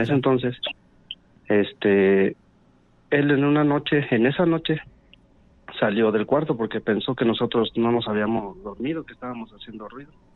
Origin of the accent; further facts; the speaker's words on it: Valle de Santiago, Guanajuato, Mexico; soy de Valle de Santiago